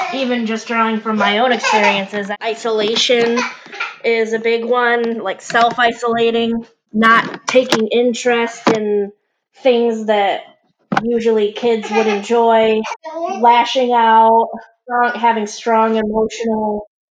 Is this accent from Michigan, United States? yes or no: yes; Michigan, United States; I'm from Michigan, which is in the United States